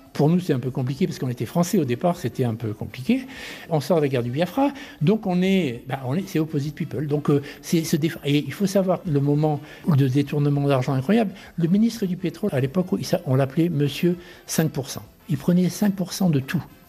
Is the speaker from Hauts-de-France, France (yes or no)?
no; Marseille, Provence-Alpes-Côte d'Azur, France; je suis Marseillais